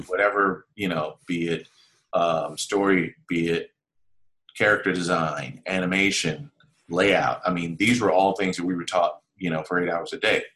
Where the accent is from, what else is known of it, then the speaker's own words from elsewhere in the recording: Los Angeles, California, United States; I'm from South Central Los Angeles.